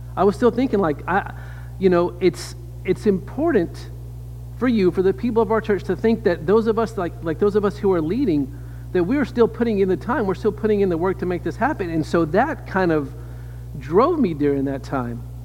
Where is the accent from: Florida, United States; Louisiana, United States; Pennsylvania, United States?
Louisiana, United States; I am from the South. I grew up in Louisiana